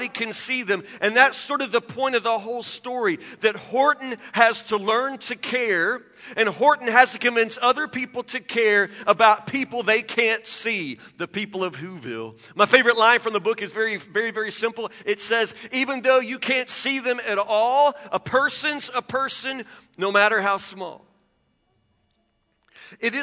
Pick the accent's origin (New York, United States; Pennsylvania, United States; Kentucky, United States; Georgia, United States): Kentucky, United States; Woodburn; I grew up in Matlock, which is a suburb of Woodburn. There's nothing out there.